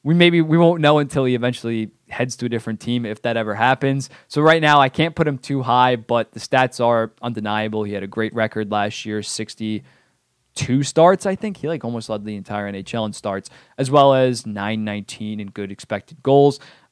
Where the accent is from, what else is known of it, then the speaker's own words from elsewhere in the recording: New Jersey, United States; I watch a decent amount of Ranger games just because I'm from the New Jersey area.